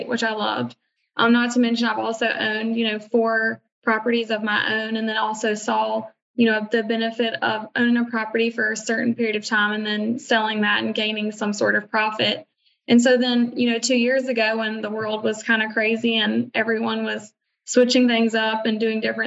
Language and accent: English; Virginia, United States; now in Charleston, United States; I was originally from Virginia